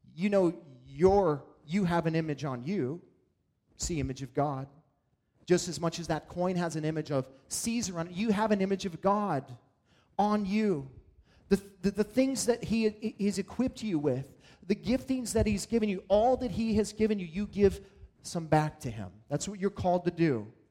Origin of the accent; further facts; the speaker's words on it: Montana, United States; as a kid in, growing up in Montana